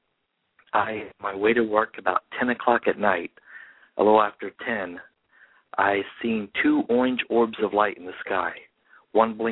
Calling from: Indiana, United States; I'm calling from Indiana.

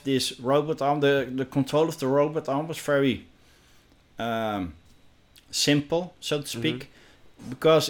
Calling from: Netherlands; English is a second language; I'm joining you from the Netherlands.

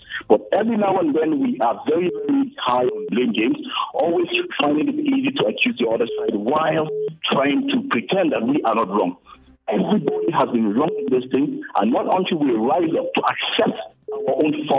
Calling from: Plateau, Nigeria

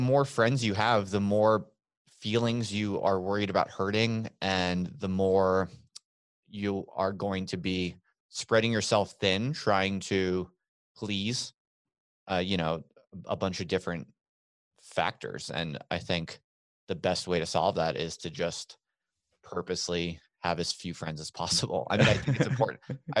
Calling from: Albuquerque, New Mexico, United States; I am in Albuquerque, New Mexico.

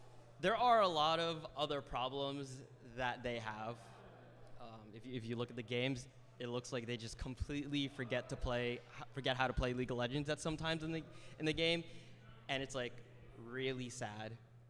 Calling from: New Jersey, United States; From North Jersey.

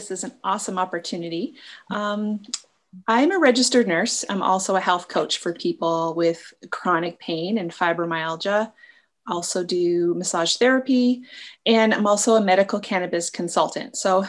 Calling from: Michigan, United States; I'm located in Northern Michigan.

